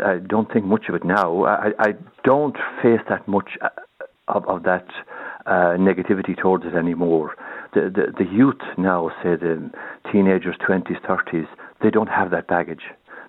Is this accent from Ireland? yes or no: yes; Ballinabuck, Munster, Ireland; first language Irish; English is a second language; I was born and raised in West Kerry, in a little village, and nothing more strange than any other village